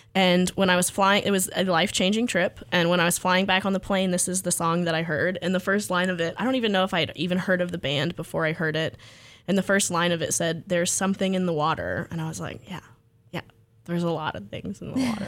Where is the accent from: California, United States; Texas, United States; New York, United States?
Texas, United States; Freeport; I grew up in Freeport, Texas